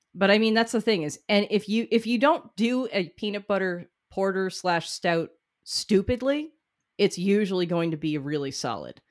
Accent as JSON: {"language": "English", "region": "New England", "country": "United States", "said": "as a New Englander"}